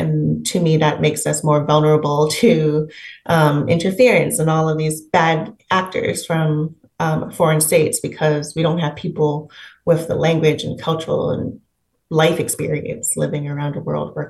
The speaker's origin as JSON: {"language": "English", "country": "Hong Kong", "moved": "yes", "lives_now": "Canada", "said": "I'm from Hong Kong, so I look Chinese."}